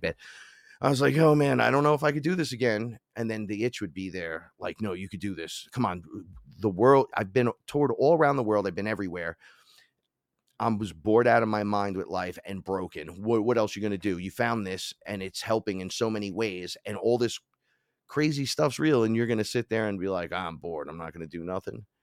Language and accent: English; New York City, New York, United States; I'm from the Bronx